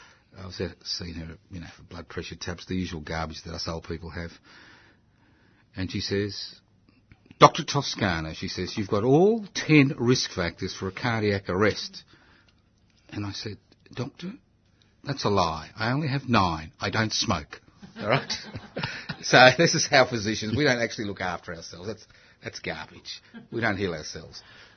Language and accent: English; Queensland, Australia; I come from Queensland.